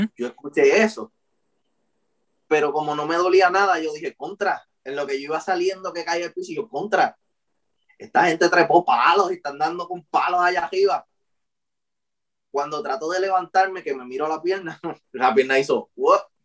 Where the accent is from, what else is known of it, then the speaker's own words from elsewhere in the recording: Ponce, Puerto Rico; now in Guayanilla, Puerto Rico; yo soy de Ponce, pero pues yo me mudé a Guayanilla